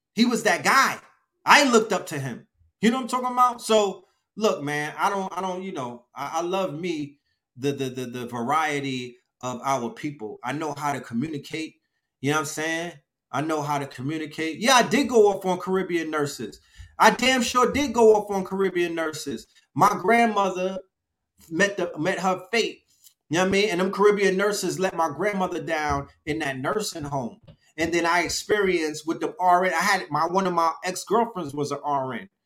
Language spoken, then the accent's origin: English; New York City, New York, United States; moved away as an adult; also born or lived in Bronx, New York City; now in Atlanta, United States; I come from Flatbush